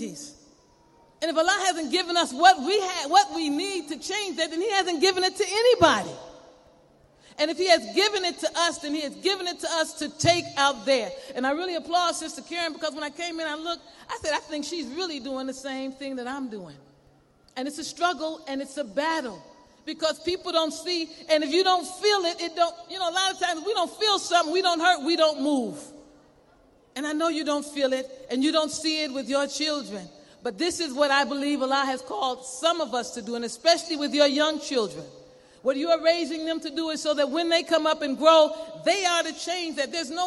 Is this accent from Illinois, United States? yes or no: yes; Chicago, Illinois, United States; when I was young, I grew up in Cabrini.